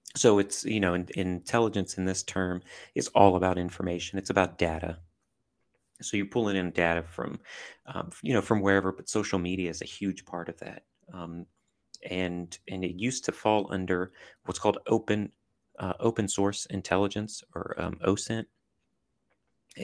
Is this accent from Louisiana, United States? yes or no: yes; southern Louisiana, United States; I grew up in a, in a small town in southern Louisiana